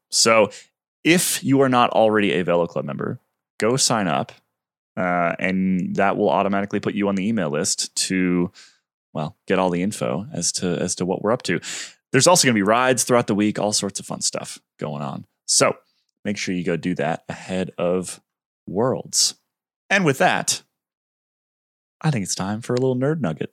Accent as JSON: {"language": "English", "country": "United States", "said": "as an American cycling fan"}